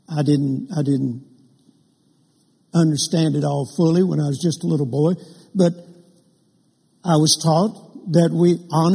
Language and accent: English; Vicksburg, Mississippi, United States; moved away; also born or lived in Louisiana; I was born in Vicksburg, Mississippi in 1946